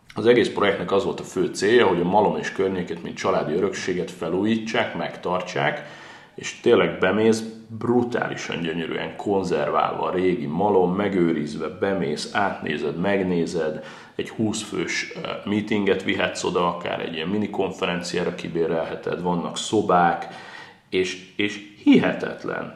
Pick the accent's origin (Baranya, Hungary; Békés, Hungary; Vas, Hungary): Baranya, Hungary; Pécs; én még pécsiként is